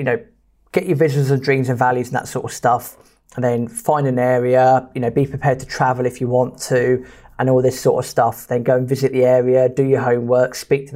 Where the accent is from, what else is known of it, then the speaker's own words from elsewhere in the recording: United Kingdom; as British people